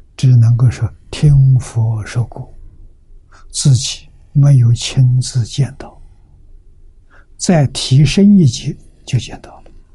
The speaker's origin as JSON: {"language": "Chinese", "country": "China", "said": "我们中国人"}